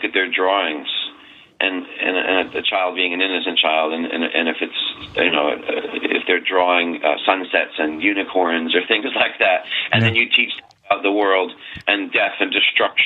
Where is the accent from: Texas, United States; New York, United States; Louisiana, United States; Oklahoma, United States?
New York, United States; moved away; I'm from New York